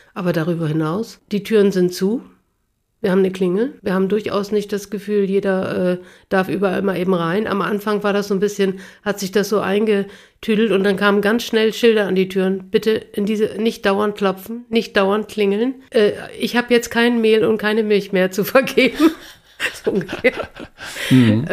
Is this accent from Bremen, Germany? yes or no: yes; Bremen, Germany; now in Hamburg, Germany; Beginen in Bremen so eine Straße Straße hatten, wo ich aufgewachsen bin